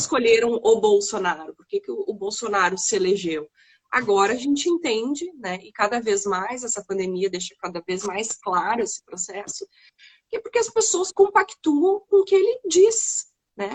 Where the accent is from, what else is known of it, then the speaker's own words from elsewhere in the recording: Porto Alegre, Rio Grande do Sul, Brazil; also born or lived in Novo Hamburgo / Cachoeirinha; morava em Porto Alegre, nasci em Porto Alegre, eh, nasci no Hamburgo, logo vim para Porto Alegre. Uh, e com 13 anos fui para Cachoeirinha, passei minha adolescência toda